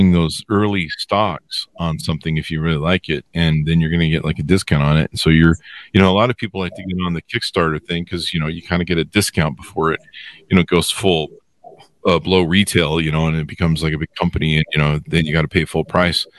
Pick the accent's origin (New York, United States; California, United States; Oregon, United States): California, United States; La Crescenta; I grew up in La Crescenta near Glendale